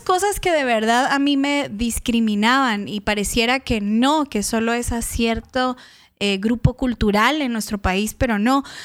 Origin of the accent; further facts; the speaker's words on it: Guatemala; accent: chapín; moved away; Yo soy de una región de, de Guatemala que, bueno, Guatemala empezando es un país pequeñitito, pero estamos muy segregados también y muy divididos culturalmente. Es, yo soy de Chiquimula y de Zacapa